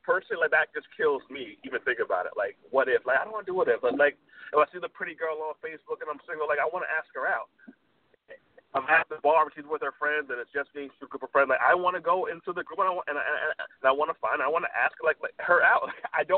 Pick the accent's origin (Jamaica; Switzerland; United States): Jamaica; he's Jamaican, I'm Jamaican, so it's kind of an old school upbringing